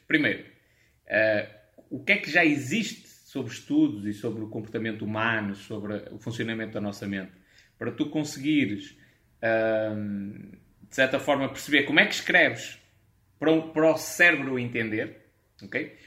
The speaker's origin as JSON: {"language": "Portuguese", "country": "Portugal", "accent": "European Portuguese", "said": "eu sou um nacionalista, adoro o meu país, vou falar em português de Portugal"}